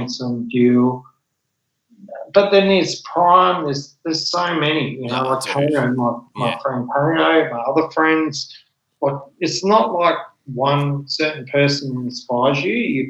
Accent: Mount Gambier, South Australia, Australia; also born or lived in Adelaide; we're from South Australia

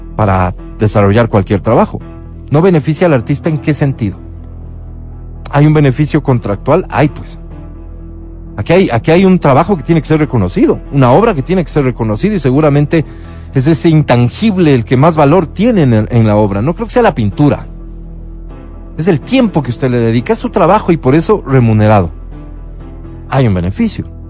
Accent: Ecuador; ciudadanos ecuatorianos

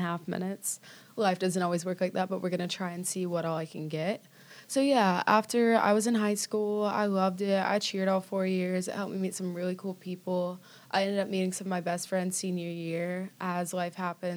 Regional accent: Destin, Florida, United States; moved away as an adult; now in Birmingham, United States; I grew up in Destin, Florida.

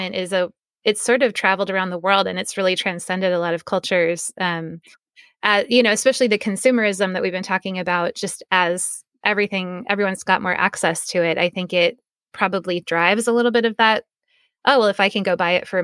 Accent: United States; also born or lived in Oregon; I'm American

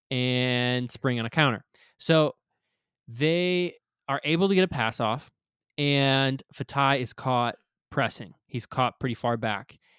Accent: Michigan, United States; moved away; I am from Michigan

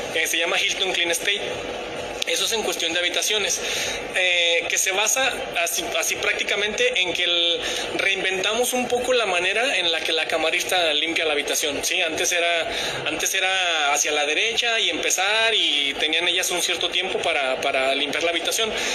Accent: Aguascalientes, Mexico

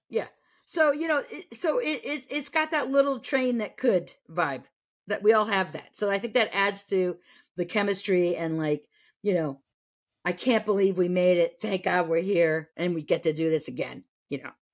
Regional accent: New England, United States; I grew up in New England, and, but I was from a small town in New England

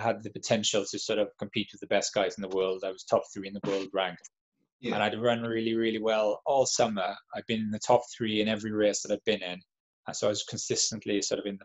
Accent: Llanelli, Wales, United Kingdom; I grew up in Llanelli in South Wales

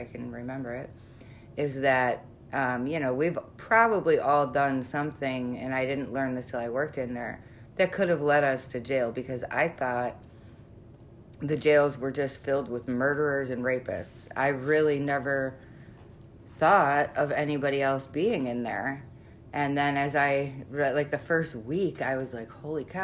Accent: Chicago, Illinois, United States; we're from Chicago.

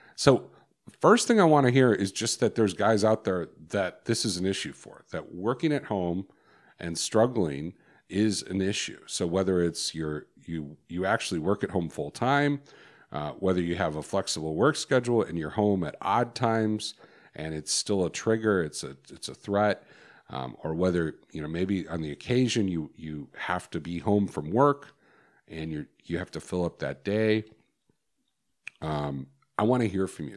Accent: Chicago, Illinois, United States; I grew up in Chicago

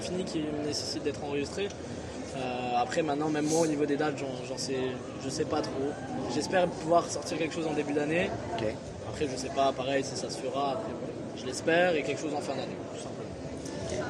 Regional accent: Thionville, Grand Est, France; j'ai 22 ans, je viens de Thionville.

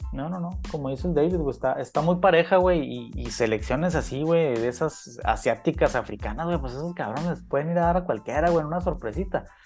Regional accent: Mexico; me sentí yo como mexicano ofendido

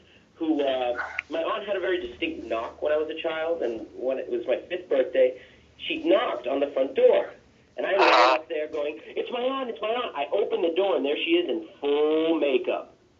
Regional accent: Miami, Florida, United States; I grew up in Miami.

